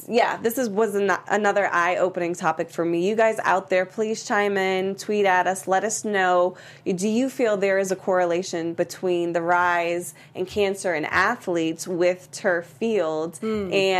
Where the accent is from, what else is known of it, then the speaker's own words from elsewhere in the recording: Boston, Massachusetts, United States; moved away as an adult; I'm from Boston, and I've been here for 5-plus years now.